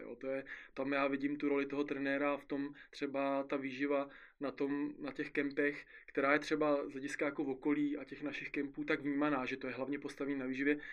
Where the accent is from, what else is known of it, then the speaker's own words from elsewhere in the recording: Czechia; u nás v Istebnici